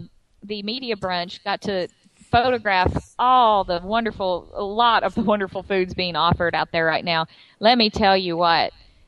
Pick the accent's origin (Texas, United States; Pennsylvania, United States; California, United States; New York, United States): Texas, United States; moved away; because we're from Texas